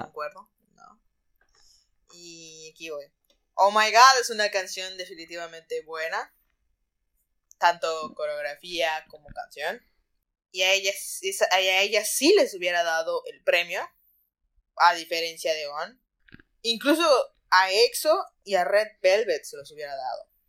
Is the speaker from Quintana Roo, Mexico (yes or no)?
yes; Cozumel, Quintana Roo, Mexico; yo soy de Cozumel